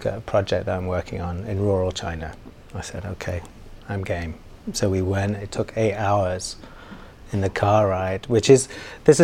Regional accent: Manchester, North West England, United Kingdom; also born or lived in London / New York; now in Hong Kong; I'm from Manchester in the UK, and spent various different parts of my life in London and also in New York

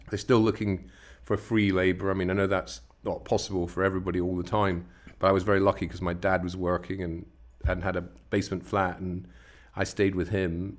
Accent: West Coast of Scotland, United Kingdom; I grew up on the West Coast of Scotland

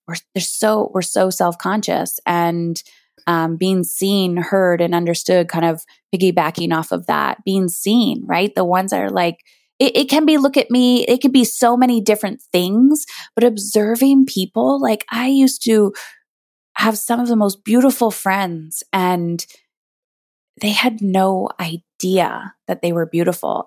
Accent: Canada; I'm Canadian

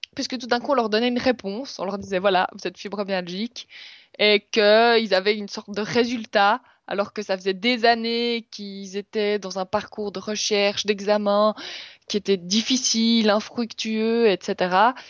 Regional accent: Switzerland; on est suisse

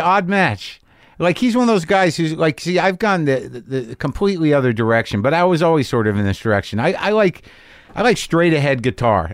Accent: New Mexico, United States; also born or lived in New Jersey; I grew up in New Mexico, but, like, I'm born in Jersey

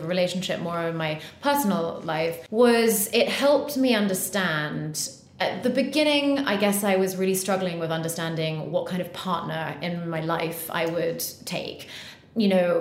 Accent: United Kingdom; also born or lived in United States / Bahamas; I was educated here and went to school here and everything

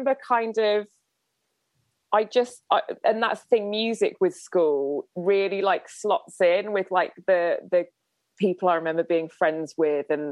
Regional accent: Winchester, South East England, United Kingdom; growing up in Winchester

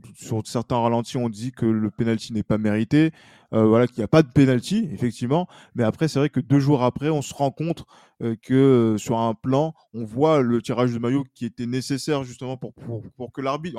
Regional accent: France; en tant que Français

